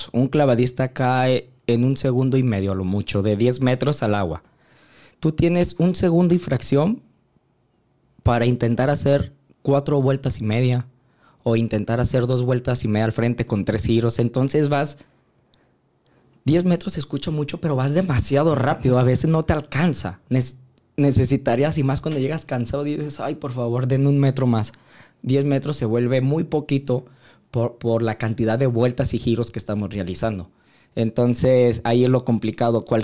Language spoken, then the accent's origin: Spanish; Guadalajara, Jalisco, Mexico; fue los Juegos Panamericanos del 2011 en Guadalajara, de donde yo soy, en mi casa.